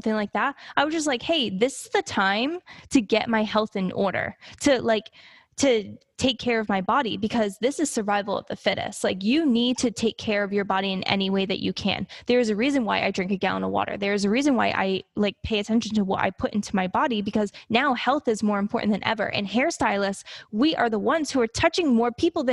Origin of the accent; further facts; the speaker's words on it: Dartmouth, Massachusetts, United States; now in Miami, United States; I'm originally from Massachusetts